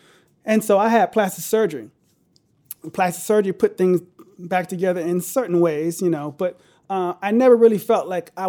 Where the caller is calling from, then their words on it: Glenelg, Maryland, United States; I'm in between Baltimore and D.C., an area called Glen Elg.